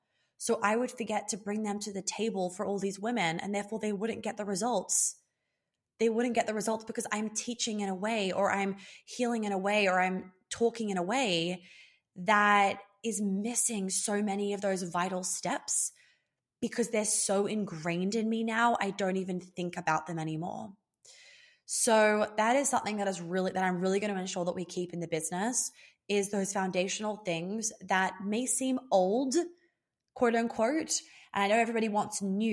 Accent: Australia; accent: Australian; I'm losing my Australian accent so heavily, with so quickly, heavily.

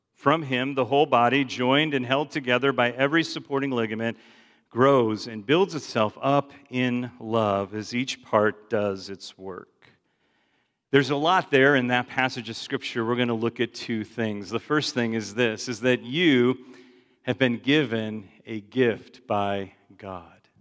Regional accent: Chicago, Illinois, United States; I grew up in Chicago

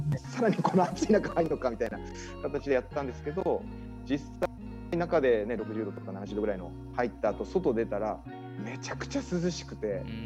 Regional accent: Yamagata, Japan; 地元の山形

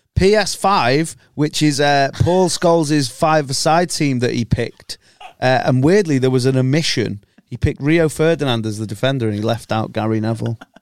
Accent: Chester, North West England, United Kingdom; accent: scummy

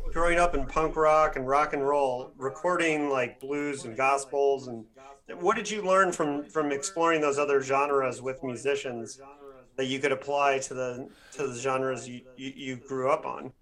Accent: Midwest, United States; growing up in the Midwest

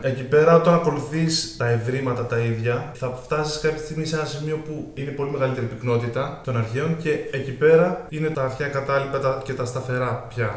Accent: Athens, Attica, Greece; Εγώ Αθήνα γεννήθηκα και μεγάλωσα, καταγωγή από Θεσσαλία

